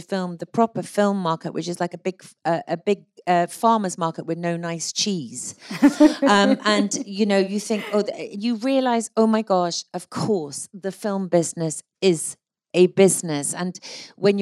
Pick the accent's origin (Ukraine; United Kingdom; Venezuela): United Kingdom; Scotland; as a Scot